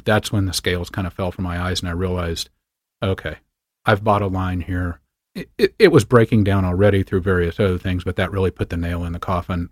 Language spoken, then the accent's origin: English; far western Kansas, United States; moved away; also born or lived in Montana; I grew up on a wheat and cattle ranch in far western Kansas, just across the Colorado border